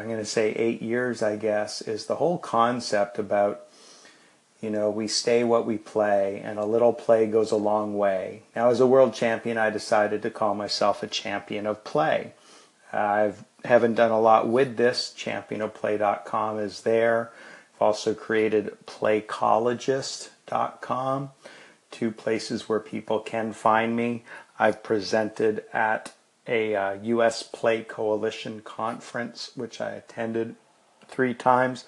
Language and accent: English; Toronto, Ontario, Canada; moved away as an adult; also born or lived in Venezuela; Toronto, Canada, my hometown.